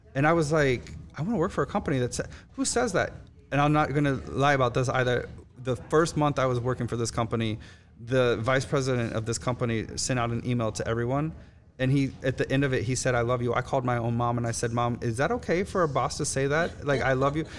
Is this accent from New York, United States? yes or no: no; Miami, Florida, United States; moved away as an adult; also born or lived in Chicago; now in New Orleans, United States; I'm from Miami. I lived in Miami.